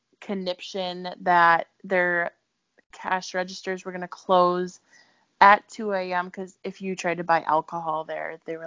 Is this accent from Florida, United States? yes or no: no; Minnesota, United States; I'm from Minnesota